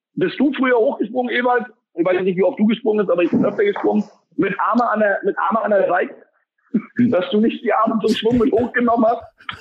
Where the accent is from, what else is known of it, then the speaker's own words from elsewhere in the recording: East Germany, Germany; gerade als Fußballer, wenn du da aufgewachsen bist, wo ich aufgewachsen bi